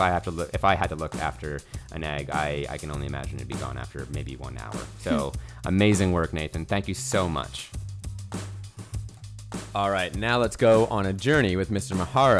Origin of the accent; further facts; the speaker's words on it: Canada; as a Canadian I should know, it requires a lot of resilience.